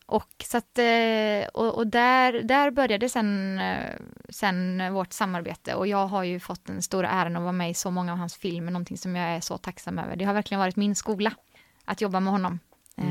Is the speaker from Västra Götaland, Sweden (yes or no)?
yes; Vänersborg, Västra Götaland, Sweden; Så där är jag född, upp, född och uppvuxen